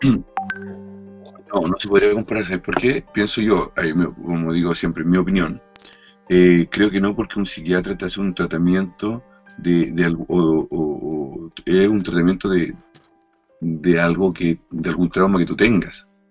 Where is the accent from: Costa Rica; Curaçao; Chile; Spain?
Chile; moved away; yo viví muchos años en Chile, casi, casi toda mi infancia